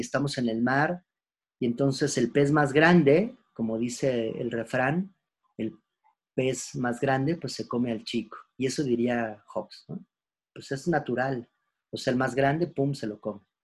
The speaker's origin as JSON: {"language": "Spanish", "country": "Mexico", "said": "Nosotros como mexicanos, de dónde venimos"}